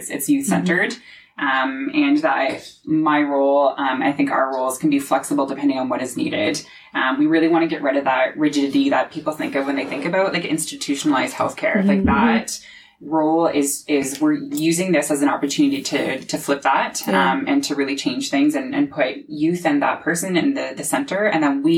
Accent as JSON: {"language": "English", "town": "Aylmer", "region": "Ontario", "country": "Canada", "tie": "born or raised there", "said": "when I was growing up in Almer"}